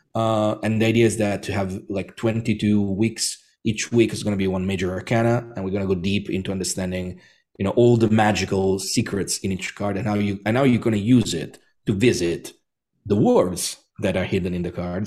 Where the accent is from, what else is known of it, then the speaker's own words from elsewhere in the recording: Rome, Lazio, Italy; I'm Italian, so I was born and bred in Rome.